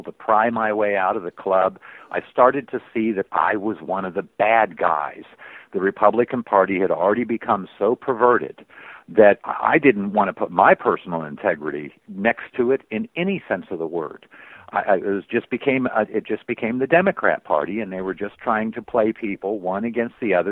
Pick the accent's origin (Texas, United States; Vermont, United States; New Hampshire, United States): New Hampshire, United States; I grew up in New Hampshire